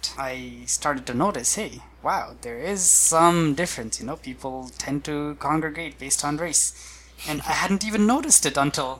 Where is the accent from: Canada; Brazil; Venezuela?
Brazil; I think growing up in Brazil, Brazil already has a lot of mixtures.